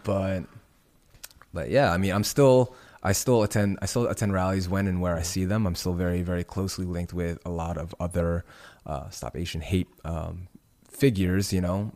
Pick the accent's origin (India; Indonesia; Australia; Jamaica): Indonesia; moved away; my home country of Indonesia.